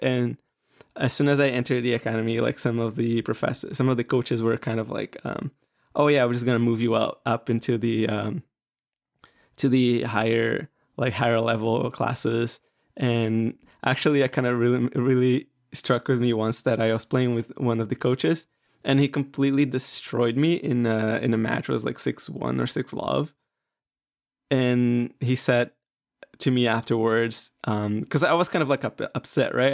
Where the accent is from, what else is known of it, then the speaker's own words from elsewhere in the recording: Brazil; I'm from Brazil.